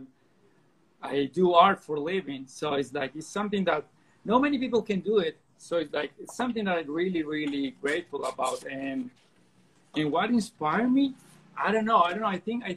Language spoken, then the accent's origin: English; Colombia; I'm from Colombia.